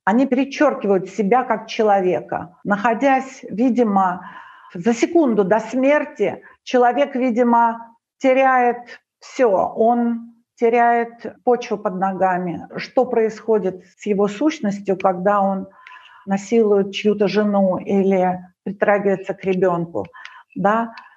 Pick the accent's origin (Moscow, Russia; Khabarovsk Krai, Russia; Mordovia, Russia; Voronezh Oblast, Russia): Moscow, Russia; also born or lived in Ukraine; now in Greece; когда я приехала в Москву, мне было восемь лет